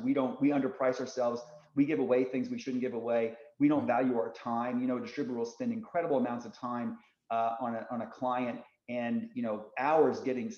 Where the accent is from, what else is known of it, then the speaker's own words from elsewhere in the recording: Indiana, United States; I grew up in Indiana